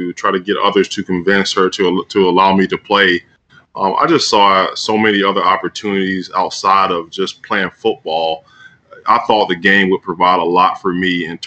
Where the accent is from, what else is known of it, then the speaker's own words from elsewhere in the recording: Tuscaloosa, Alabama, United States; I grew up in Tuscaloosa